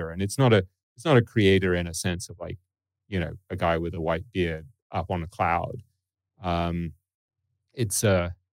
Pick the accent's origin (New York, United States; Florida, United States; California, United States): Florida, United States; Boca Raton; I grew up in Boca Raton.